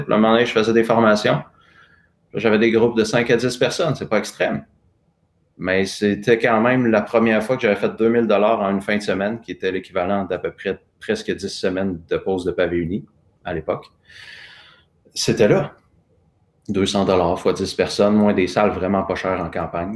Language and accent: French; Sainte-Mélanie, Quebec, Canada; je suis né à Sainte-Mélanie, qui est un petit village euh, à côté de Joliette, dans la Naudière. fils de petit-fils de fermier sur une ferme à tabac